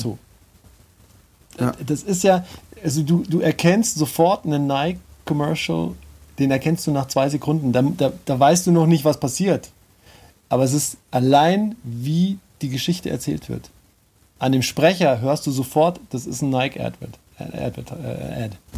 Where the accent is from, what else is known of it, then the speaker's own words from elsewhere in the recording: Munich, Bavaria, Germany; ich bin Münchner Kindel